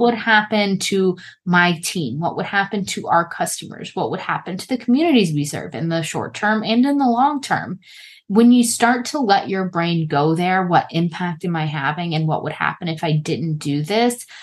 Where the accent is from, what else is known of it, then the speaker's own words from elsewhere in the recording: United States; as we say in America